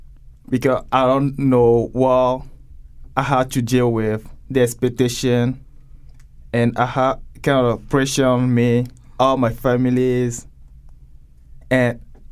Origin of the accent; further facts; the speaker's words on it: Togo; English is a second language; moved away as an adult; now in Connecticut, United States; I came from Togo, country in West Africa. I got here almost 2 years. I won a GVS3 lottery visa.